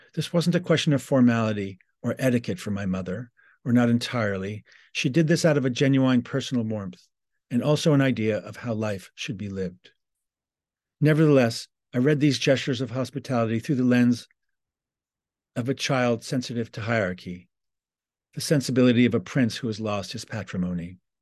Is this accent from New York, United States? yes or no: yes; New York City, New York, United States; I'm from New York City. I was just sharing with Paul our shared childhood geography of the Upper West Side